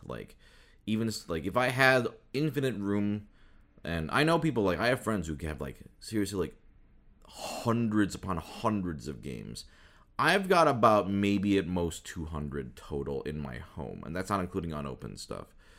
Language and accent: English; Midwest, United States; I grew up in the Midwest